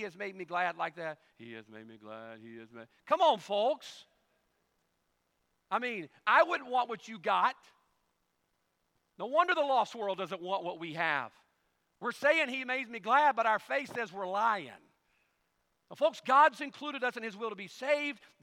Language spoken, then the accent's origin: English; Carson, Mississippi, United States; also born or lived in Ponte Vedra Beach, Florida; When we moved from Ponte Vedra Beach, Florida, all the way back to the backwoods of Carson, Mississippi